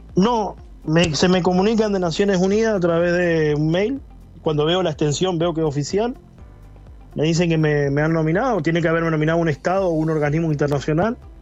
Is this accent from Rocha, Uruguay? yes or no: yes; La Paloma, Rocha, Uruguay; moved away as an adult; now in Argentina; Soy hijo de la Escuela 52, soy hijo del Liceo La Paloma